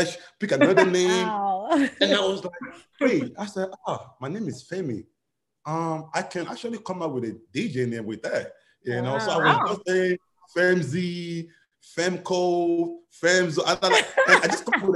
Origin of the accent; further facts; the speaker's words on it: Miami, Florida, United States; moved away as an adult; also born or lived in Nigeria; now in Atlanta, United States; I grew up from Nigeria, then I moved to Miami. So that's where I grew up